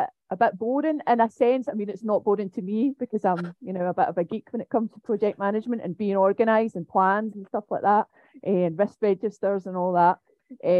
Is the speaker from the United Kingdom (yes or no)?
yes; Glasgow, Scotland, United Kingdom; also born or lived in Manchester; I'm from Glasgow, and I'm based at Strathclyde University